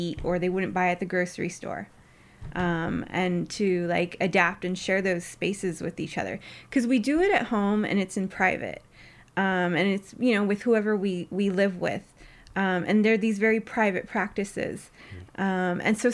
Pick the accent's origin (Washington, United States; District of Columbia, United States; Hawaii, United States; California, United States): California, United States; I was also learning about my roots as a Californian